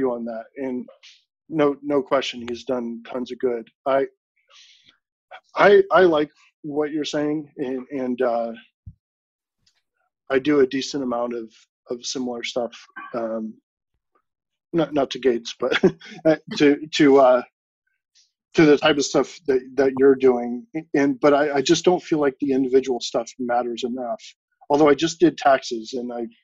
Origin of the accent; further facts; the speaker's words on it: San Francisco Bay Area, California, United States; me growing up in the San Francisco Bay Area